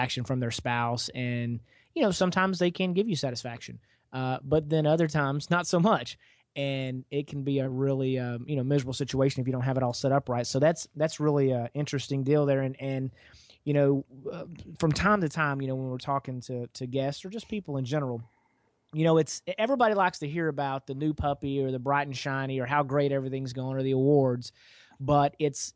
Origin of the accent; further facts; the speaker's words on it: East Texas, United States; also born or lived in Dallas, Texas; I'm fortunate enough to be from Texas, and I grew up out in East Texas